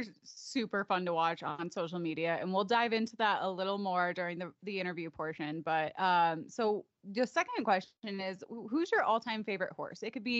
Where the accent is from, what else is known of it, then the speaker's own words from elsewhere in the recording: Chicago, Illinois, United States; We both grew up in the same industry. We're both from the Chicagoland suburbs, and we showed together, we rode together.